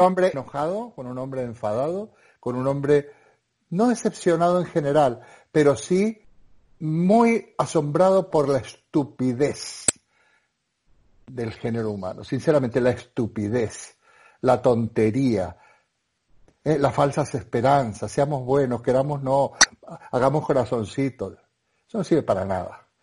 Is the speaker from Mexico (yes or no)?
no; Argentina; moved away as an adult; now in Spain; yo soy un argentino